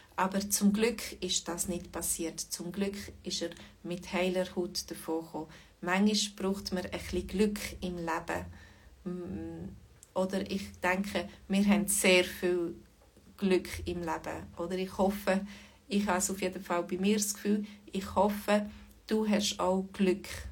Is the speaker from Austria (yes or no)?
no; Switzerland; accent: mix of Lucerne, Bern and Zurich German; mein Dialekt ist so eine Mischung zwischen ähm, Luzern, Bern und Zürichdeutsch.